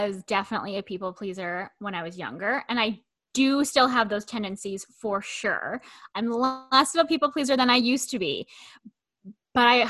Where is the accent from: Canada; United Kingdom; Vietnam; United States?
Canada; I'm Canadian